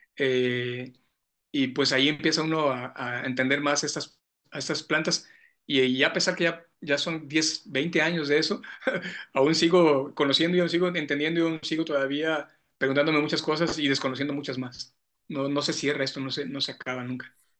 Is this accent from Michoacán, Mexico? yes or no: no; San José de Gracia, Jalisco, Mexico; soy de un pueblo de acá de los Altos de Jalisco, San José de Gracia se llama mi pueblo, es en el municipio de Tepatitlán. Entonces, como buen chico pueblerino, como buen niño pueblerino, mi papá, mi abuelo tenía vacas.